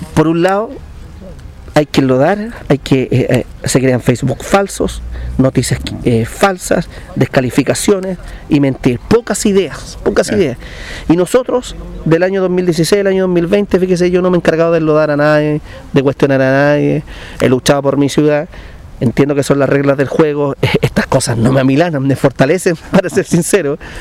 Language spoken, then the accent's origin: Spanish; Linares, Maule, Chile; la ciudad donde yo nací